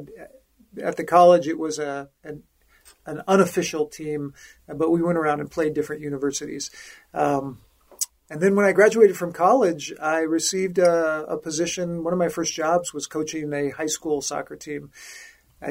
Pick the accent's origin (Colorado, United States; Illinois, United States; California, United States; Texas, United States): Colorado, United States; Denver; I grew up in Denver